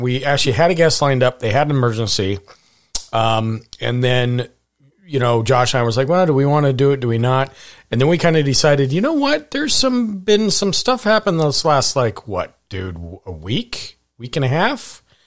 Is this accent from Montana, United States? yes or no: yes; Montana, United States; I grew up in Montana.